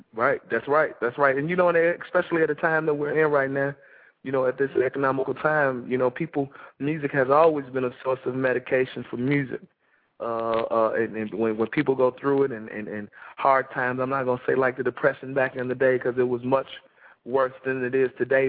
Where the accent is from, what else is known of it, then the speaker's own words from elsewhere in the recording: Chicago, Illinois, United States; moved away as an adult; now in Atlanta, United States; I'm from Chicago. I live in the ATL